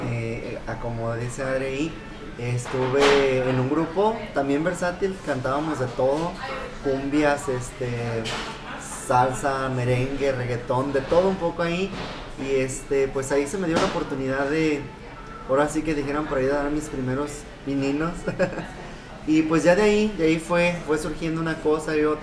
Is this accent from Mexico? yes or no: yes; Jalisco, Mexico; Pero yo creo que como buen mexicano las rancheras, ¿no? y más pues de Jalisco